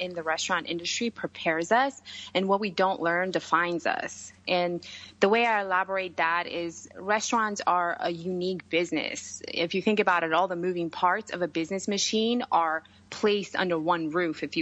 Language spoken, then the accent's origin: English; Georgia; English is a second language; moved away as an adult; also born or lived in New York City; now in United States; I grew up in Europe, country named Georgia